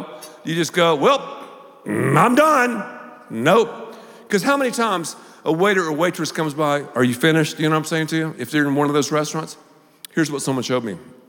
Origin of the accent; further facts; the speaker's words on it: Texas, United States; I'm from Texas, man. We have toothpicks all the time.